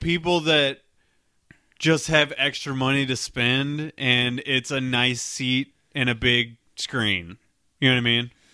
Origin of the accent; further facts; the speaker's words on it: St. Louis, Missouri, United States; I'm from Saint Louis